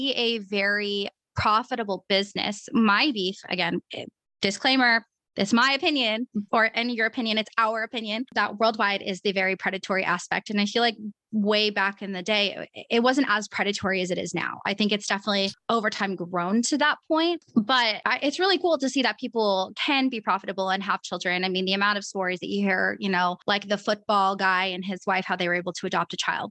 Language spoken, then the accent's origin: English; Portland, Oregon, United States; moved away as an adult; now in Arizona, United States; I'm originally from Portland. I don't live there anymore